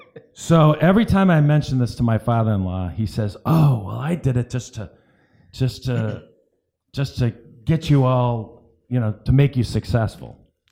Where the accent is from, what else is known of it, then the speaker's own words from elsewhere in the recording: Cleveland, Ohio, United States; now in Sarasota, United States; I moved from Cleveland, Ohio to Sarasota.